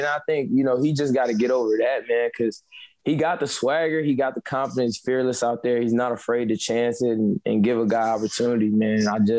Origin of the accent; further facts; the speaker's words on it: Wisconsin, United States; You know, and I'm from Wisconsin, you know, so I know all about A-Rod, you know what I mean?